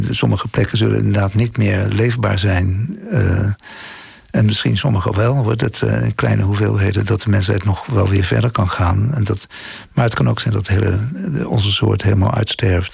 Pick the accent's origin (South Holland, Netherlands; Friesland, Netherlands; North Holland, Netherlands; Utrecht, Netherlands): South Holland, Netherlands; The Hague; moved away as an adult; also born or lived in Delft; dat strand, daar ben ik ongeveer op geboren in Scheveningen. Ik, eh, mijn familie woonde ja, eh, aan het eindpunt van mijn 11.